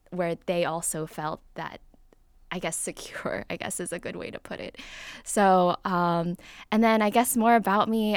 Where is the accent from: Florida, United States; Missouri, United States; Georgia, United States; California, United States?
Florida, United States; Davie; I grew up in South Florida. I was more in the suburbs, so like Davie, Florida